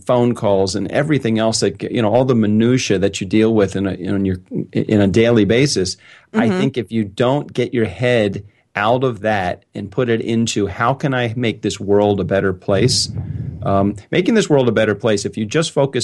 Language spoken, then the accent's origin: English; Baltimore, Maryland, United States; I was born in Baltimore, Maryland in 1964